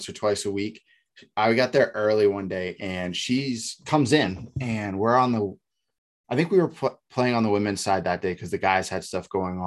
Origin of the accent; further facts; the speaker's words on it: New Hampshire, United States; moved away; I'm from New Hampshire